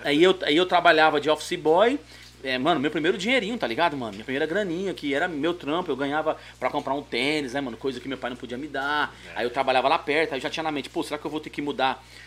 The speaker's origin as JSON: {"language": "Portuguese", "region": "São Paulo", "country": "Brazil", "tie": "born or raised there", "also_born_or_lived": "Jardim São Luís, São Paulo", "said": "eu nasci no Jardim Miria, É. Precisamente Buraco do Sapo ali, Caixa d'Água. Mas com 19 anos eu mudei pro, pro Jardim São Luís"}